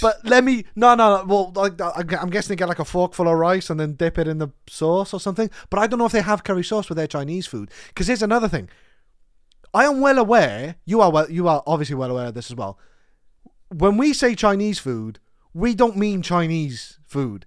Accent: Cardiff, Wales, United Kingdom; I told her I was from Cardiff

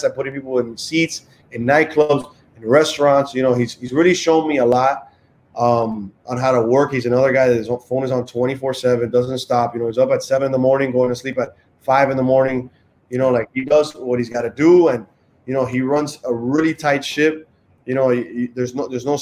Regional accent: Miami, Florida, United States; I grew up in Miami

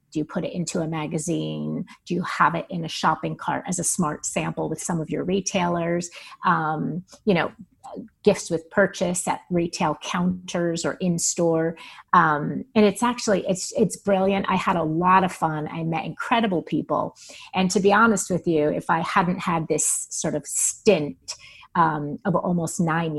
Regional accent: East Coast, United States; I was from the East Coast. I lived in the East Coast. I lived in New York, and I had no intention on ever leaving.

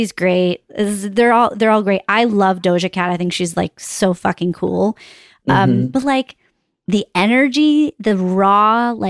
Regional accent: Northeast, United States; I grew up on in the Northeast

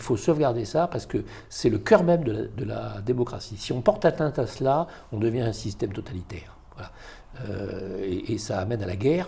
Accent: Algeria; also born or lived in Paris, France; now in France; moi je suis né à Paris, mais ensuite euh, je suis parti en Algérie quand j'étais euh, en bas âge, euh, jusqu'à l'indépendance en 1962

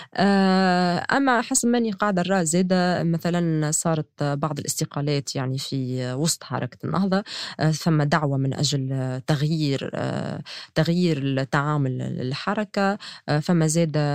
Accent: Tunisia; كتونسية وكصحفية

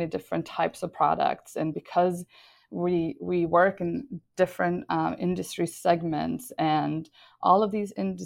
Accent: Sweden; moved away; I was born and raised in Sweden

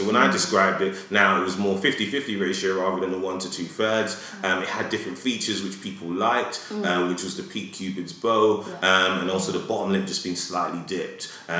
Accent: Edmonton, Alberta, Canada; I remember when I grew up in Edmonton, you know, and I wanted to go to med school.

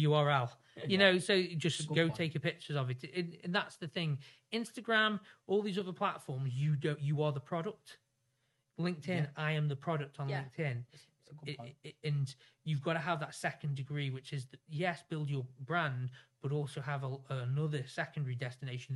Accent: Stoke-on-Trent, West Midlands, United Kingdom; I come from Stoke

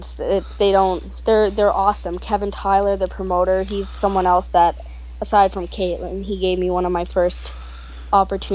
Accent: Halifax, Nova Scotia, Canada; But I live in Halifax

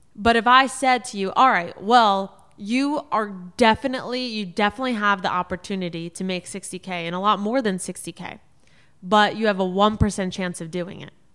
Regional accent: South Florida, United States; also born or lived in New York City; my parents were living in South Florida. That's where I grew up

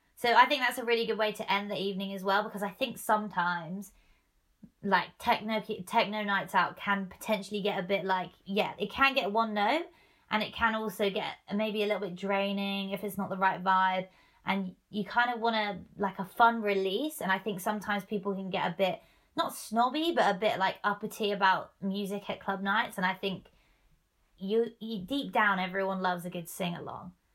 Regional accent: Norwich, East of England, United Kingdom; moved away as an adult; now in Manchester, United Kingdom; back in Norwich, where I grew up, my hometown

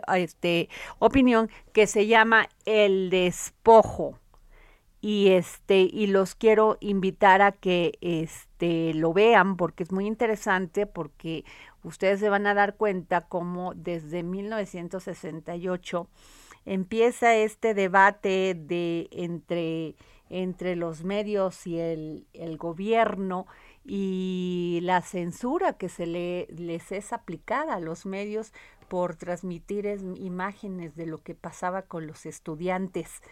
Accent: Veracruz, Mexico; en mi pueblo Veracruz

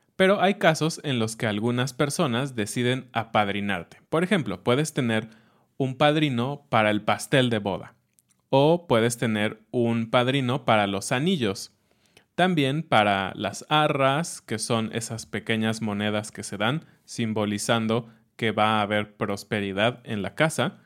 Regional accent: Mexico City, Mexico; cuando era niño en Ciudad de México

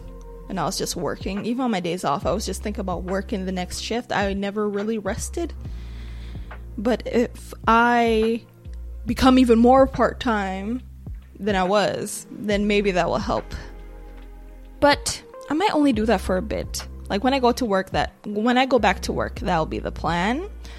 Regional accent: Nigeria; but I am a Nigerian woman.

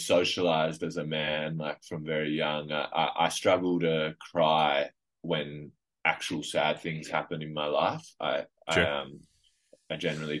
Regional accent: Adelaide, South Australia, Australia; I grew up in Adelaide

